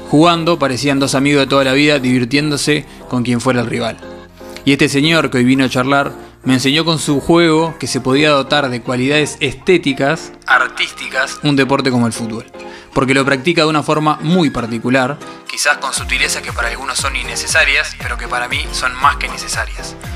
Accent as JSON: {"language": "Spanish", "country": "Uruguay", "said": "Ah, por eso, pero yo soy uruguayo."}